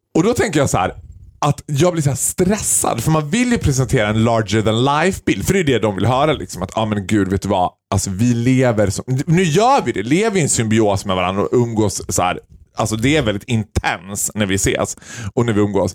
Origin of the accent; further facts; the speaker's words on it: Sweden; jag vill känna mig svensk, och jag vill vara stolt över att jag är svensk